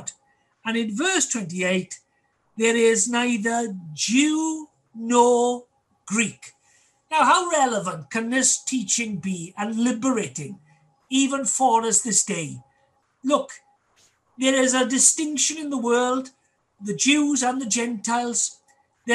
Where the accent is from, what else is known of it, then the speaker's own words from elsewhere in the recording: Wales, United Kingdom; our love for our Welsh heritage and culture